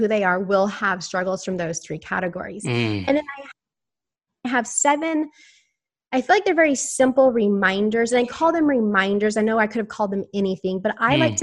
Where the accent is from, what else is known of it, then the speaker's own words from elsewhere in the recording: Houston, Texas, United States; I'm from Houston, Texas